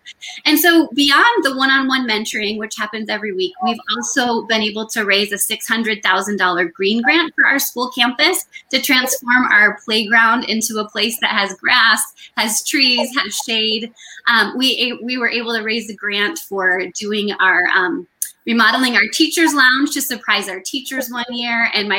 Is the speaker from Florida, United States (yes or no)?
no; Michigan, United States; now in Los Angeles, United States; I grew up in Michigan, where the national office is headquartered. And when I moved to Los Angeles